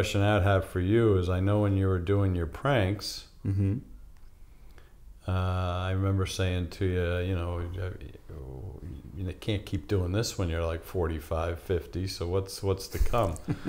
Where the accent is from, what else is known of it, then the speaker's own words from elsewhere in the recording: New York, United States; I grew up in New York, and I'm a New York sports fan across the board